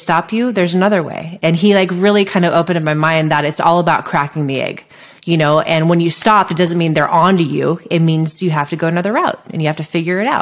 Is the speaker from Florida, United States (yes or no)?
no; Santa Cruz, California, United States; I grew up near Santa Cruz, which is a beach town in Northern California